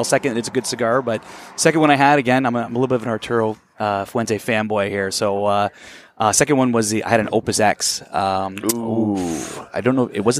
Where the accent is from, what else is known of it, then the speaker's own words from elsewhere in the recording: Canada; I'm Canadian.